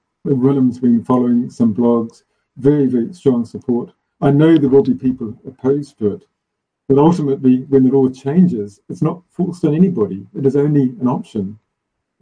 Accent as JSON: {"language": "English", "country": "South Africa", "said": "my home country, South Africa"}